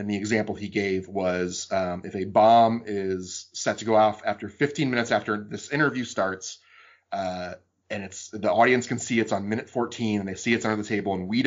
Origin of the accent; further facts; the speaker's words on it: the South, United States; I grew up in the South